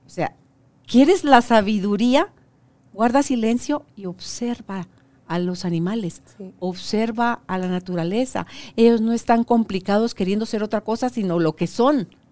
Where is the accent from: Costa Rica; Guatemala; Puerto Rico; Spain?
Guatemala; ahora acá en mi país